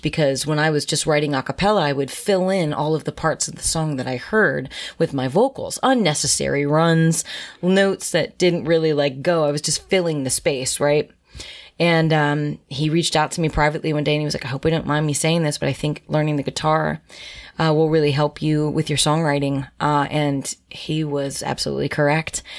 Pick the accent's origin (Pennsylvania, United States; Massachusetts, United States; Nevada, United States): Pennsylvania, United States; Harrisburg; moved away as an adult; born and raised in Harrisburg, Pennsylvania.